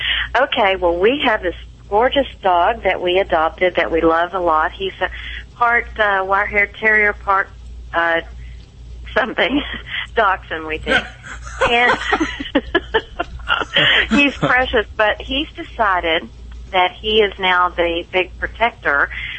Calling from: Frisco, Texas, United States; Frisco, Texas.

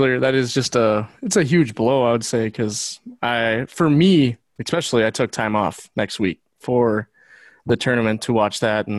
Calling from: Bismarck, North Dakota, United States; I'm calling from Bismarck, North Dakota.

